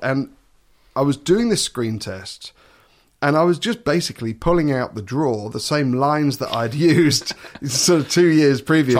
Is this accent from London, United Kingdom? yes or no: no; Suffolk, East of England, United Kingdom; moved away as an adult; now in Netherlands; I come from Suffolk.